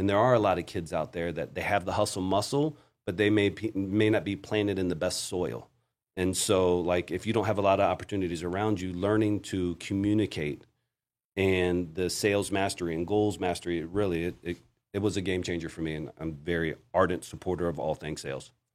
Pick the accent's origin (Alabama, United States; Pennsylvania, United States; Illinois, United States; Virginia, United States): Virginia, United States; moved away as an adult; also born or lived in Florida; now in Colombia; I was a kid from Virginia